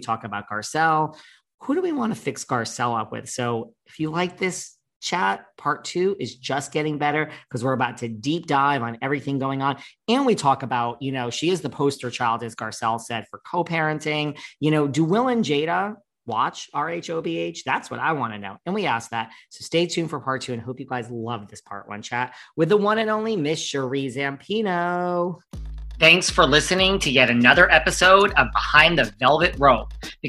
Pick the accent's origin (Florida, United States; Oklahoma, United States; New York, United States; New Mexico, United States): New York, United States; well, I'm from New York, honey.